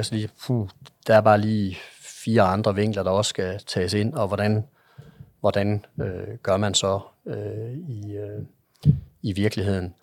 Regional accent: Jutland, Denmark; jeg er en jyde

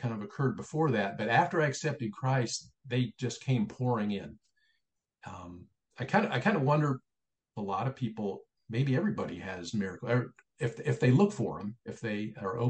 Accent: Springfield, Ohio, United States; moved away as an adult; now in Illinois, United States; He remained in Ohio, and Springfield, Ohio became my hometown, and I'm a Buckeye

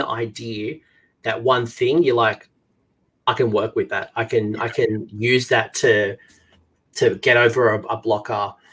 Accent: Australia; As an Australian

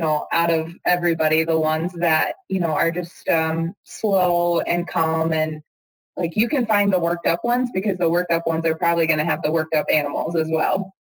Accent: Missouri, United States; moved away; growing up in Missouri, I didn't grow up on a dairy farm

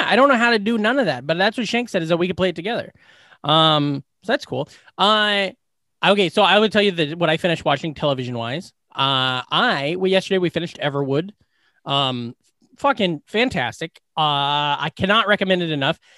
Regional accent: Glenwood, Iowa, United States; in my hometown, the place that everybody works where they take care of, uh, like, people with mental, mental disabilities

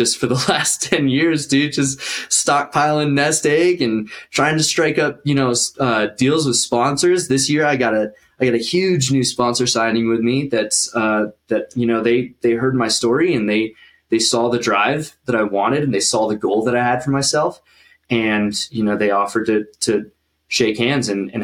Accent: Denver, Colorado, United States; moved away as an adult; also born or lived in Summit County, Colorado; now in Utah, United States; I've been living in Colorado my whole life. I was born in Denver. I was raised up there

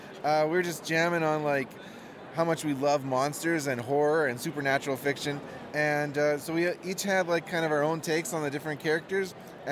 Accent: Kelowna, British Columbia, Canada; I'm from Kelowna, BC, Canada

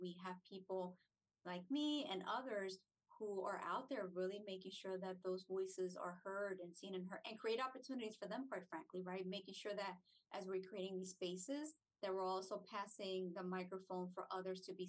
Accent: New Jersey, United States; moved away as an adult; also born or lived in Puerto Rico; now in Hollywood, Florida, United States; I'm not a native to New Jersey. I was raised there, so I refer to it as my home

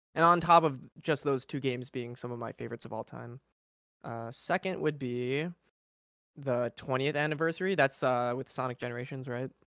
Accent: Chicago, Illinois, United States; I'm from Chicago.

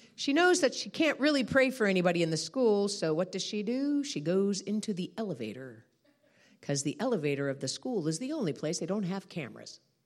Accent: United States; I'm a American

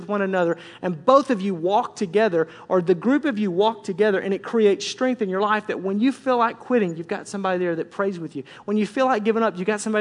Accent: Tornado Alley, United States; I grew up in Tornado Alley

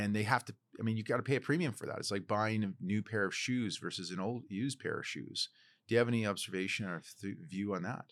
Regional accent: Port Alberni, British Columbia, Canada; now in Vancouver, Canada; my hometown of Port Alberni

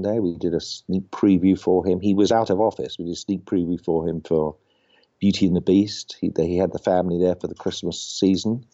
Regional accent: United Kingdom; moved away as an adult; now in United States; I was actually born in the UK, so I come from an entertainment family

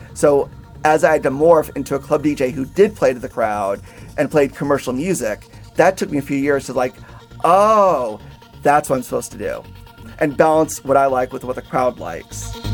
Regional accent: Orlando, Florida, United States; also born or lived in New York; now in Nashville, United States; I was born in New York, but I grew up in Orlando, Florida.

